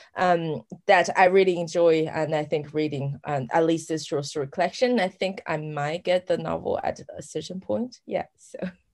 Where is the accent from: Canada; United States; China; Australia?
China; a town near Chengdu, Sichuan; moved away; I came from like a nearby town